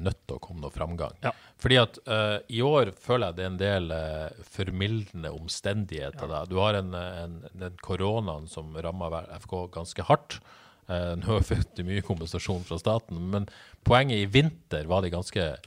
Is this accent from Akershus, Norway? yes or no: no; Bodø, Nordland, Norway; moved away; Jeg er bare fra Bodø